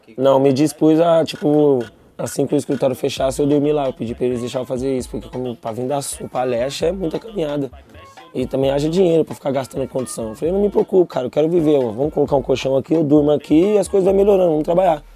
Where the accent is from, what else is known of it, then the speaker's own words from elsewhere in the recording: Embu das Artes, São Paulo, Brazil; also born or lived in Capão Redondo, São Paulo; now in São Paulo, Brazil; Nasci no Embu das Artes. Aí, com 13 anos de idade, eu saí de lá, fui morar no Capão.